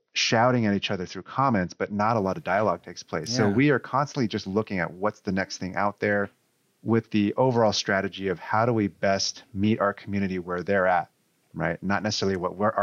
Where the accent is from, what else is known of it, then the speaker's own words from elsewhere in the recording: Newark, California, United States; also born or lived in Foster City, California; I grew up here in the Bay Area in a small suburb called Newark. And then I moved across the Bay to the peninsula, Foster City